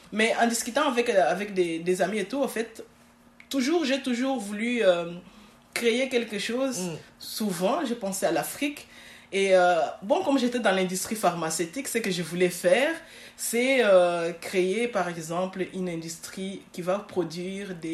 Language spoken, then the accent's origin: French; Schaerbeek, Brussels-Capital Region, Belgium; also born or lived in Congo; Je suis née au Congo, donc jusqu'à mes 12 ans. Je suis venue en Belgique à mes 12 ans avec ma famille.